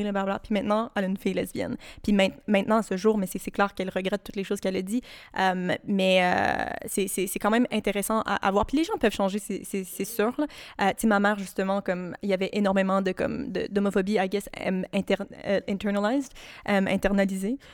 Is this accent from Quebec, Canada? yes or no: no; Ottawa, Ontario, Canada; now in Montreal, Canada; je viens d'Ottawa